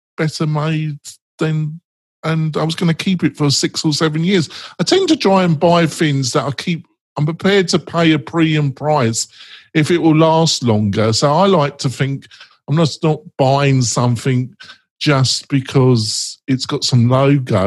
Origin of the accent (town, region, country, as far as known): England, United Kingdom